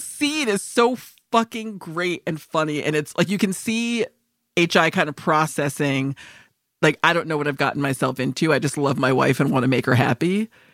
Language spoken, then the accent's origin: English; Northeast, United States; growing up in the East Coast, like, North, Northeast